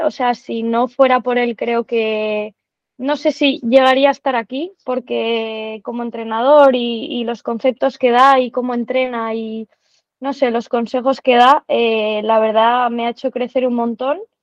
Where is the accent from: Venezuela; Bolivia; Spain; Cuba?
Spain; Santander, Cantabria; moved away as an adult; also born or lived in Madrid; now in Barcelona, Spain; soy de Santander, vengo de la Real Sociedad de Tenis, eh, que jugué allí hasta los 18 añitos